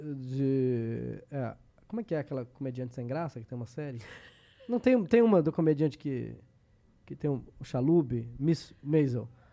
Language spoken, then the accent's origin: Portuguese; Brazil; o fato de ser brasileiro